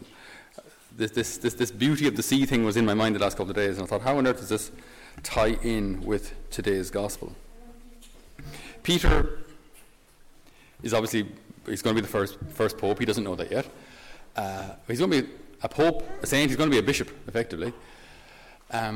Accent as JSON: {"language": "English", "area": "Tipperary", "region": "Munster", "country": "Ireland", "said": "I'm from Tipperary. So Tipperary is a landlocked county"}